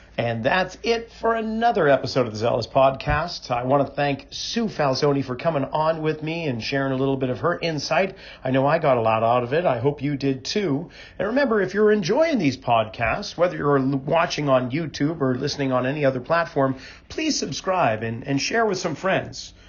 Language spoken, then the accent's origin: English; outside of Boston, Massachusetts, United States; Both of us being New Englanders growing up outside of Boston